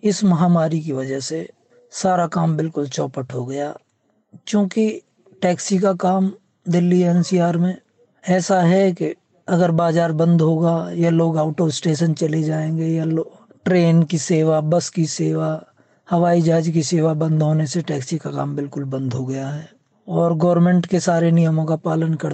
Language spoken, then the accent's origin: Hindi; Kurli Bhatona, Uttar Pradesh, India; पूर्व प्रधानमंत्री चौधरी चरण सिंह के पैतृक गांव ग्राम कुरली भटोना जिला बुलंदशहर उत्तर प्रदेश का रहने वाला हूँ